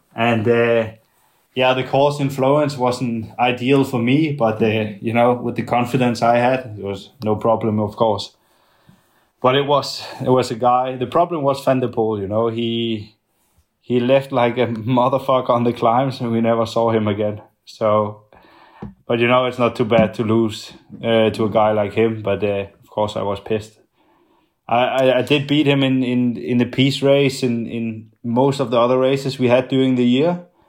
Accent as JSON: {"language": "English", "country": "Denmark", "tie": "born or raised there", "said": "in my hometown and the, the one I'm coming from"}